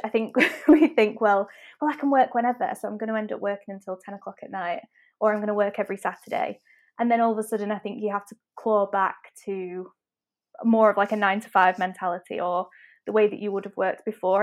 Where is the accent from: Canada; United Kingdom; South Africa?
United Kingdom; Manchester, North West England; I'm from Manchester, as I'm sure you can tell from my accent